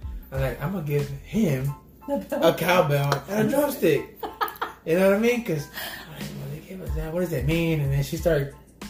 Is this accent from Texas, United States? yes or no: yes; Pasadena, Texas, United States; we're from Houston, Texas. I was born and raised there. Well, Pasadena born, Pasadena raised in Houston, Texas.